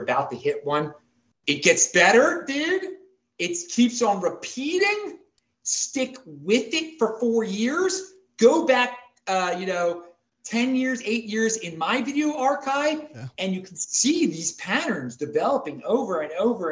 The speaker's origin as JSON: {"language": "English", "town": "Baltimore", "region": "Maryland", "country": "United States", "moved": "yes", "lives_now": "Salt Lake City, United States", "said": "I am from Baltimore"}